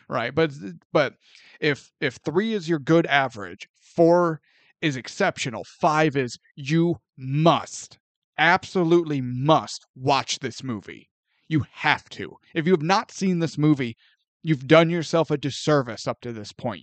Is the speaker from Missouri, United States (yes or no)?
yes; St. Louis, Missouri, United States; growing up in Saint Louis